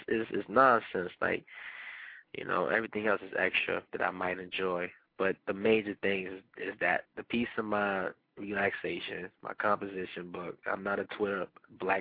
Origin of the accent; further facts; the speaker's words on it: Panama; first language Spanish; English is a second language; because I am Panamanian. Soy Panameño. That is my first language